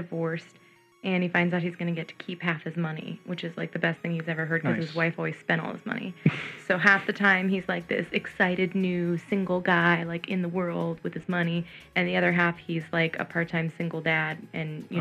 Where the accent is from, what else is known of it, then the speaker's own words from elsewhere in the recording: San Francisco, California, United States; now in Los Angeles, United States; I'm from the Bay Area